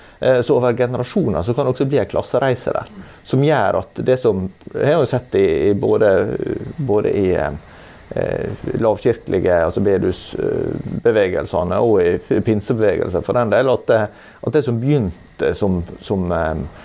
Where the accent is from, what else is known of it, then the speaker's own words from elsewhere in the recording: Sunnmøre, Møre og Romsdal, Norway; jeg som sunnmøring syns at, at, selve topografien er jo litt, litt mer sånn avdempa og, og, mindre dramatisk da, enn det jeg er vant med i mine omgivelser